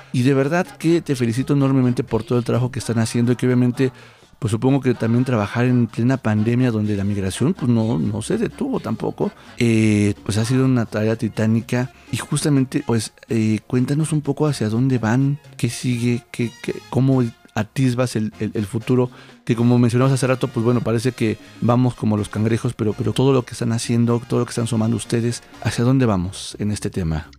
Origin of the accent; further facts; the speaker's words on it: Mexico; nosotros mismos como mexicanos